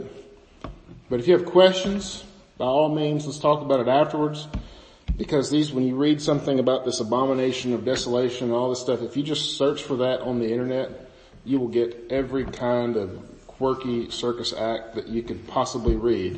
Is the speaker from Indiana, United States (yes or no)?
no; the Bootheel, Missouri, United States; I grew up in the Boot Hill, Missouri, where everything is completely flat